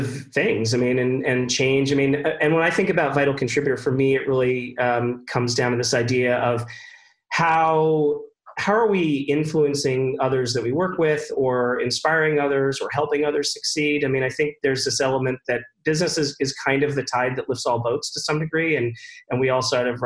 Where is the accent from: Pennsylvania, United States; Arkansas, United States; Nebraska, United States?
Pennsylvania, United States; Philadelphia; I grew up outside of Philadelphia, in the suburbs outside of Philadelphia